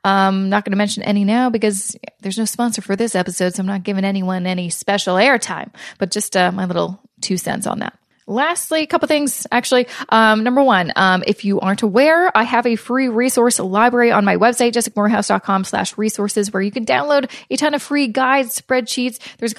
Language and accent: English; Canada; I'm hopeful as a Canadian that there will be more kind of financial relief programs coming out soon